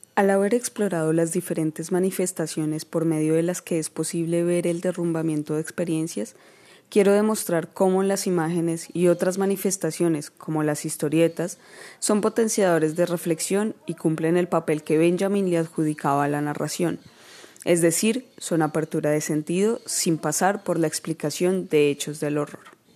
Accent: Colombia; nos atraviesan como colombianos

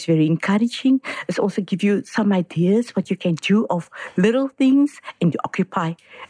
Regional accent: Cape Town, Western Cape, South Africa; I'm from Steenberg.

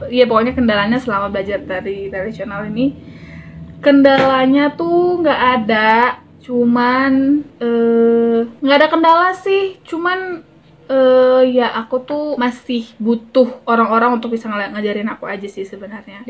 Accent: North Sumatra, Indonesia; moved away; aku kan dulu kan tinggal di desa ya, di desa di Sumatera Utara

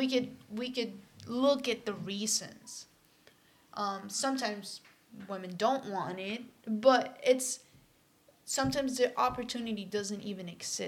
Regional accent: Puerto Rico; moved away as an adult; now in Massachusetts, United States; I grew up in Puerto Rico, so obviously I watched in Spanish.

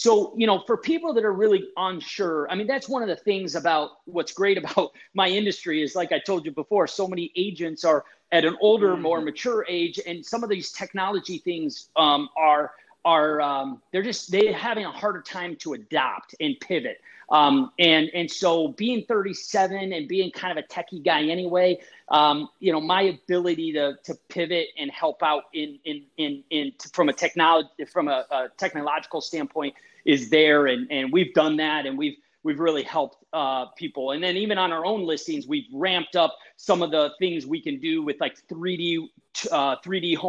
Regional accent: Wisconsin, United States; now in Michigan, United States; I was born in Wisconsin

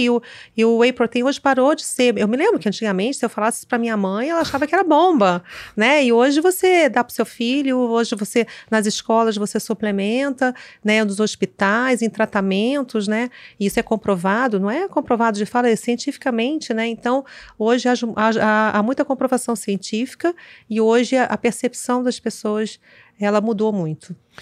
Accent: Rio de Janeiro, Brazil; eu sou carioca, moro aqui

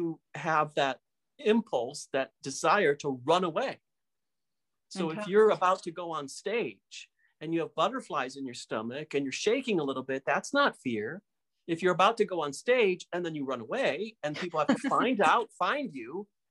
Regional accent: Michigan, United States; where I grew up in Michigan

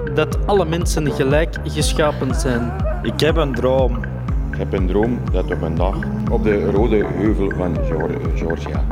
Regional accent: Belgium; wij als Belg

